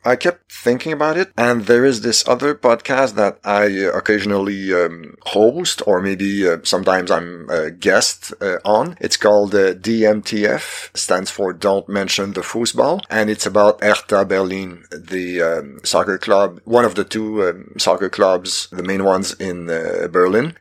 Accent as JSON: {"language": "English", "region": "Quebec", "country": "Canada", "first_language": "French", "second_language": "English", "said": "I'm Canadian from Quebec. French is my first language."}